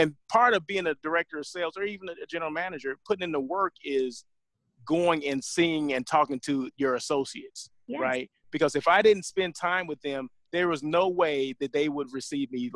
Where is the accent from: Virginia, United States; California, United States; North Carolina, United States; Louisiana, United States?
California, United States; Southern; moved away as an adult; also born or lived in Sacramento; I'm from Southern California